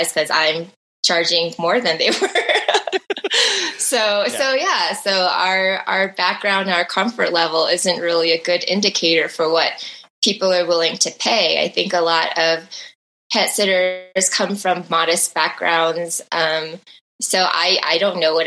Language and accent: English; Midwest, United States; moved away; We're both originally from the Midwest